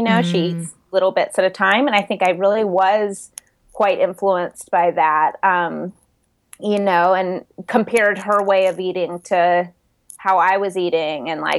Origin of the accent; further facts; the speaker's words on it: the South, United States; And growing up in the South, that was that was available.